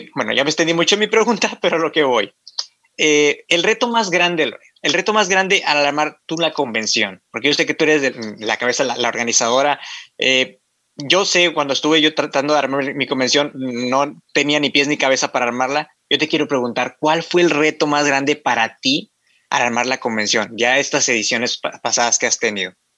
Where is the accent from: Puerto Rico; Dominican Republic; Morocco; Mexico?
Mexico; Matamoros, Tamaulipas; soy de Matamoros, Tamaulipas, aquí en la ciudad de Matamoros, Tamaulipas